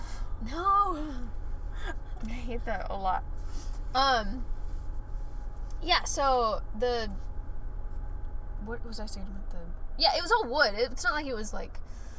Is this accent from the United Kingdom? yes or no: no; Florida, United States; also born or lived in Columbus, Georgia / Alabama; so I grew up in Florida.